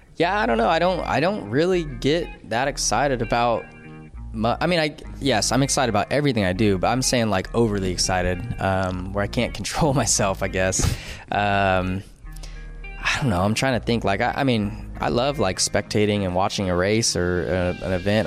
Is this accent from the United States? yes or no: yes; California, United States; growing up in California